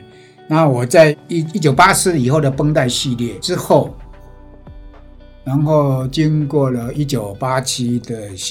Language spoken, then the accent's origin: Chinese; Penghu County, Taiwan; now in Kaohsiung, Taiwan; 是不是又归结到我呃澎湖时期幼年时期的墨的感染，